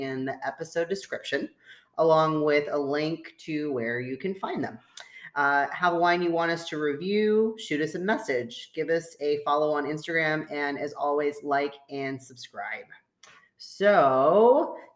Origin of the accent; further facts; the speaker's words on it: United States; we're super American